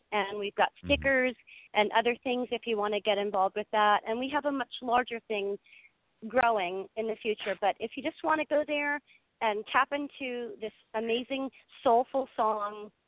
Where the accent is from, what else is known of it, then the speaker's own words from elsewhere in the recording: Mississippi, United States; I'm from Mississippi